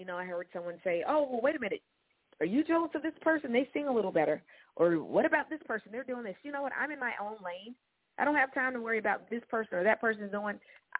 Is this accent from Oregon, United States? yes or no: yes; Oregon, United States; Growing up in Oregon, around the house